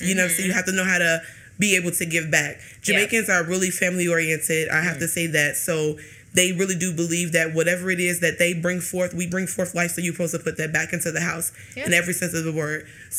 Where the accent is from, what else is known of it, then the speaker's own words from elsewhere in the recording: Chicago, Illinois, United States; I grew up in Robert Taylor Commons. So it was the old project building that was on 48th and Federal. 4848 South Federal, red building.